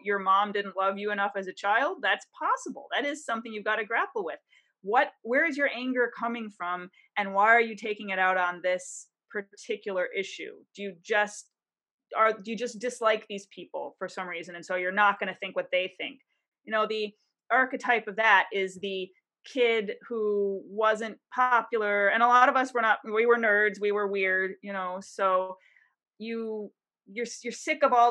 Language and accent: English; Detroit, Michigan, United States; now in Washington, D.C., United States; I'm from Detroit, I live in DC right now